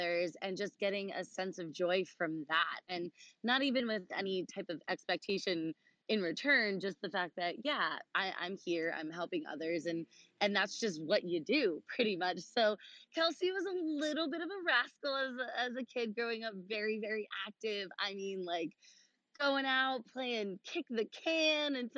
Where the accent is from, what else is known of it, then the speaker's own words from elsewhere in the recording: Long Island, New York, United States; also born or lived in Hawaii; we moved back to Long Island, which is where I'm from, where I currently live